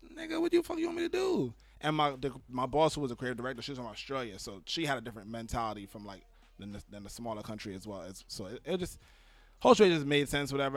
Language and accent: English; New York City, New York, United States; I was born in New York City